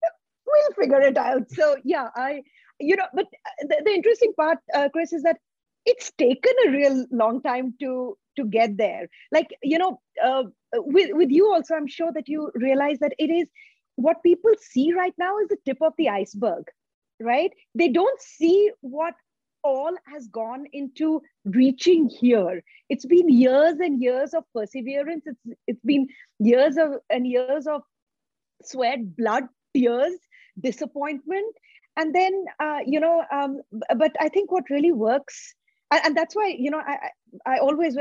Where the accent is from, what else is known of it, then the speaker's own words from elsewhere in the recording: North India, India; So we grew up in a community where our neighbors, like we are from North India, so that's the cuisine that was made at home.